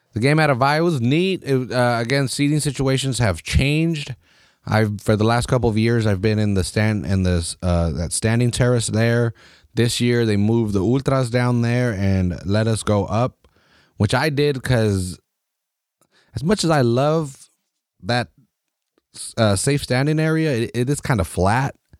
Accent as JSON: {"language": "English", "country": "United States", "said": "as American soccer fans"}